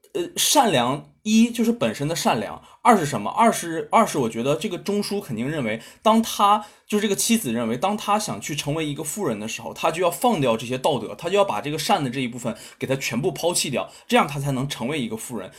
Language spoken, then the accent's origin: Chinese; China; 我们的，呃，中国